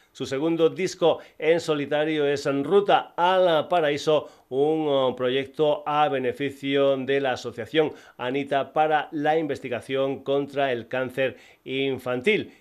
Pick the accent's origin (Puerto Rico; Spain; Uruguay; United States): Spain; Badajoz, Extremadura